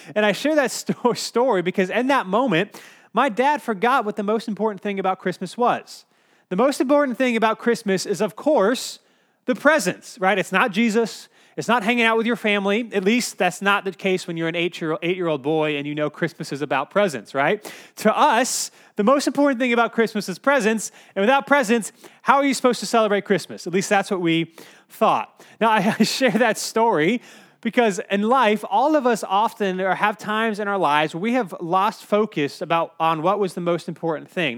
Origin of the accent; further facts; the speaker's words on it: Cary, North Carolina, United States; I grew up in Cary, so it was about a two-hour, two-hour and fifteen-minute drive.